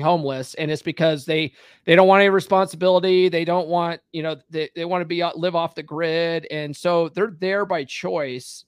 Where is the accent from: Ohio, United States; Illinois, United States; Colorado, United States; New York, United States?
Colorado, United States; Conifer; moved away as an adult; also born or lived in California / Evergreen, Colorado; I actually grew up in Conifer